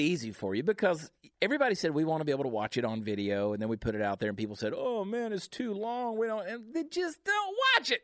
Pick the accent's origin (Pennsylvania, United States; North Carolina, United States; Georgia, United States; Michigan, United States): Georgia, United States; Augusta; CJ and I are from the same hometown in Augusta, Georgia